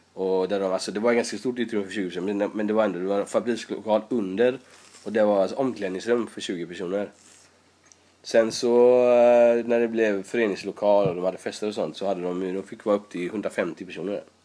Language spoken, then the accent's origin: Swedish; Sweden; also born or lived in Iran; har bott i nästan hela mitt liv i Sverige. Jag kommer när jag var sju och jag har bott i tjugofem år där.